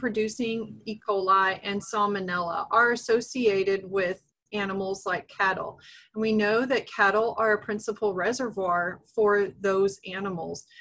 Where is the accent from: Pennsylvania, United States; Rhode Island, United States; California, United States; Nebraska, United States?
Nebraska, United States; moved away as an adult; also born or lived in Texas; now in Kansas, United States; I'm originally from Nebraska